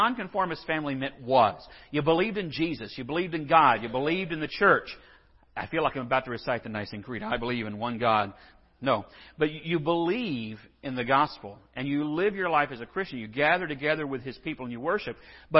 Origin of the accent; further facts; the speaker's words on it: Scotland, United Kingdom; Us, a lot of us, no, not me. I'm Scottish, so this kind of, you know, this is a bittersweet sort of a thing.